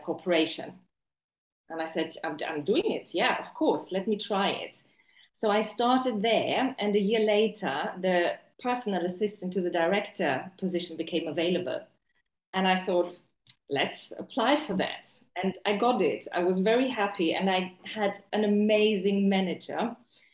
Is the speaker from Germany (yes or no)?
yes; Germany; also born or lived in Chichester, England; now in China; I grew up in Germany, but before I came to China, I lived in England